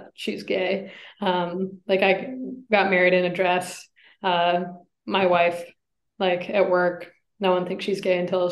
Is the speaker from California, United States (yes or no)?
no; Ann Arbor, Michigan, United States; moved away; I grew up in Michigan, and I was in Ann Arbor